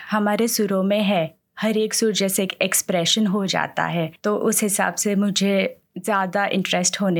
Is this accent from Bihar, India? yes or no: no; Ahmedabad, Gujarat, India; now in Sydney, Australia; हम लोग अहमदाबाद गुजरात से बिलोंग करते हैं